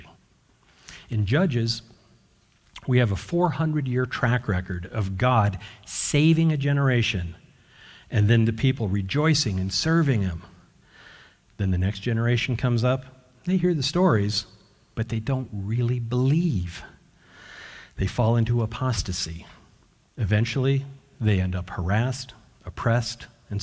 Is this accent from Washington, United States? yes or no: yes; Washington, United States; moved away; also born or lived in Utah; I was born in Utah, grew up mostly in Washington State